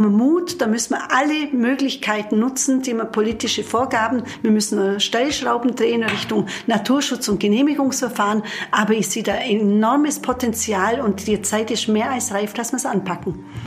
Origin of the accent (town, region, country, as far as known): Wildpoldsried, Bavaria, Germany